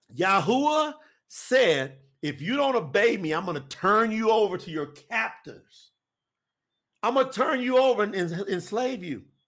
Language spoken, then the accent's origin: English; Winchester, Kentucky, United States; now in Florida, United States; my hometown